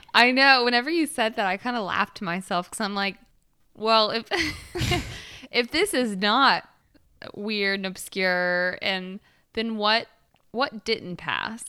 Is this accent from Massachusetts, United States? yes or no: no; Alabama, United States; I'm from the Alabama of the U S.